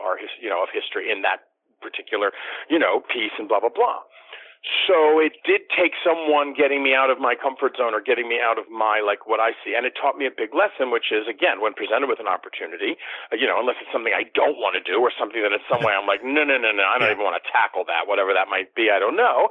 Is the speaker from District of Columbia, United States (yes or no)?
yes; Washington, District of Columbia, United States; moved away; I got to go back to my hometown of D.C. for the first time and work professionally